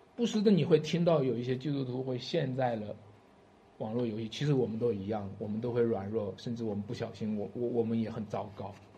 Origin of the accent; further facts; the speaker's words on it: Shanxi, China; 我们山西人的味道就是醋的味道，山西人喜欢吃醋